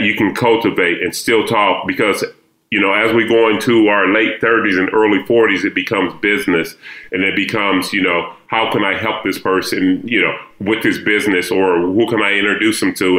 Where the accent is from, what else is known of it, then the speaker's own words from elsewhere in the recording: Dallas, Texas, United States; now in New York City, United States; I'm from Dallas